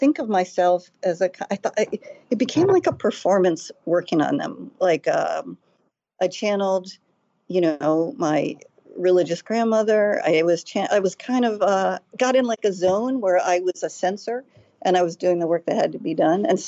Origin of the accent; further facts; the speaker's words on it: United States; I grew up outside of Washington